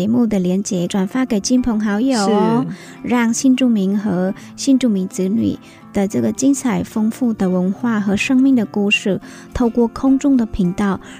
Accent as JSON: {"language": "Chinese", "region": "Northern Vietnam", "country": "Vietnam", "moved": "yes", "lives_now": "Hsinchu, Taiwan", "said": "我是越南的北越。"}